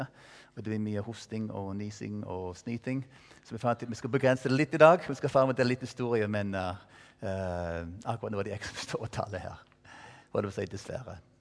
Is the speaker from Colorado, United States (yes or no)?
yes; Colorado, United States; Norwegian is a second language; moved away as an adult; now in Stavanger, Norway; være der borte i Colorado, der jeg vokste opp